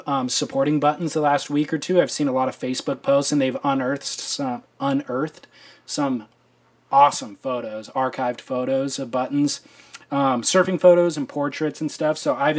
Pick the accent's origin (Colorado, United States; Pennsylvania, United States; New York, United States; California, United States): California, United States; but my first memories of him were growing up in Orange County.